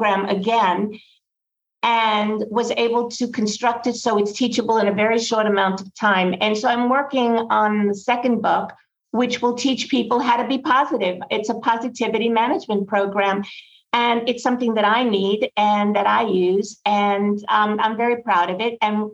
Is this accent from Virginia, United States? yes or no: no; New York City, New York, United States; growing up in Brooklyn